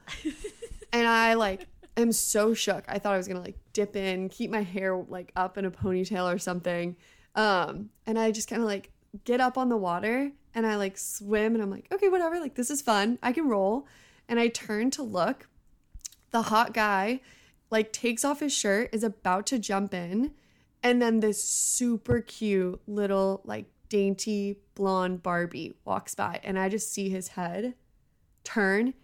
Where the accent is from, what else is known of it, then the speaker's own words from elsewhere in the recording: Bay Area, California, United States; also born or lived in Los Angeles; I grew up in the Bay Area